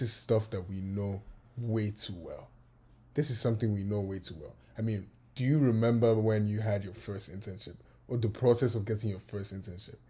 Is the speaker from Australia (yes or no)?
no; Lagos, Nigeria; moved away as an adult; now in United States; I was born in Nigeria. I was born in Lagos. And I was raised in Lagos.